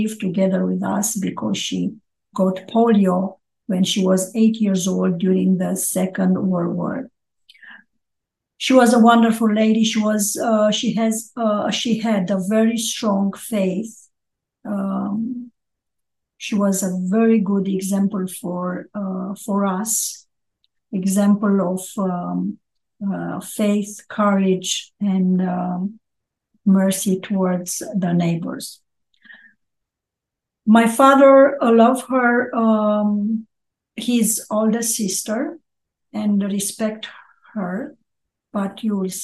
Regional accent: Ploiești, Prahova, Romania; also born or lived in Bucharest; I'm Romanian. I was born Orthodox. Was born in Ploiești, close to Bucharest, and I study university in Bucharest.

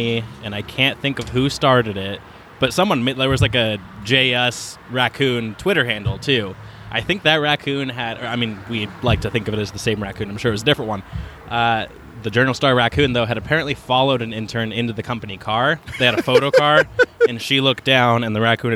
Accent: Oregon, United States; moved away as an adult; also born or lived in Cedar Rapids / Peoria; now in Quad Cities, United States; growing up in Oregon

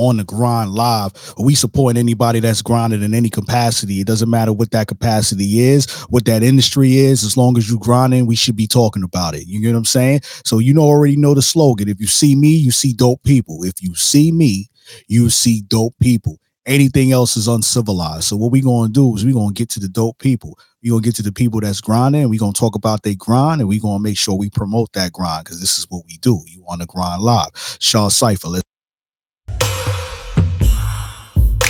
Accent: New York City, New York, United States; now in Jacksonville, United States; I'm from Brooklyn, New York, but I've been out here for a minute

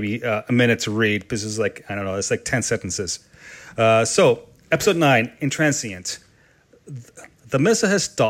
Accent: Canada; accent: Canadian; my Canadian accent and my slight speech impediment

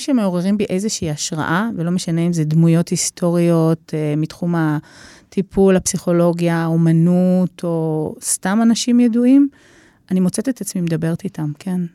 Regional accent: Israel; אני ישראלית

